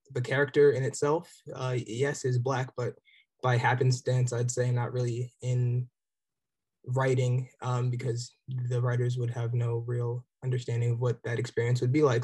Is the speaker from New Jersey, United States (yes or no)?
yes; New Jersey, United States; also born or lived in Nigeria; I was raised in South Jersey